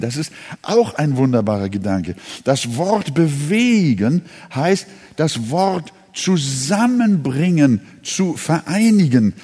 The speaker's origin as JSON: {"language": "German", "region": "Hamburg", "country": "Germany", "moved": "yes", "lives_now": "Quickborn, Germany", "said": "Ich, äh, bin ja Hamburger schon seit neunzehnhundertdreiundvierzig"}